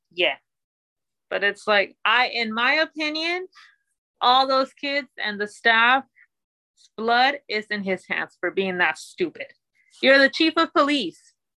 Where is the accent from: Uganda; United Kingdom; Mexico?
Mexico; born or raised there; now in United States